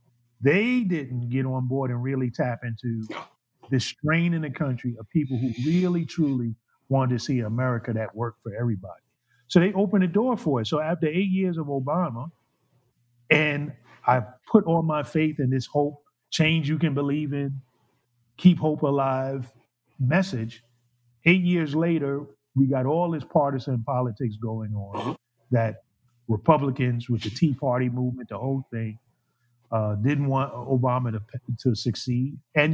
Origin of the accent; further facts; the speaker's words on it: the North, United States; So I'm from the North. I'm from the segregated North. You're from the segregated South.